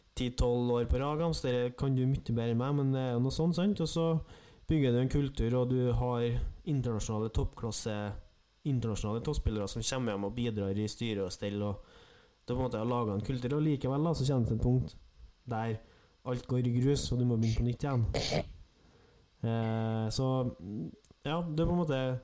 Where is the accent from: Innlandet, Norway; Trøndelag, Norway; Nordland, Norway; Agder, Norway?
Trøndelag, Norway; som trønder er jeg jo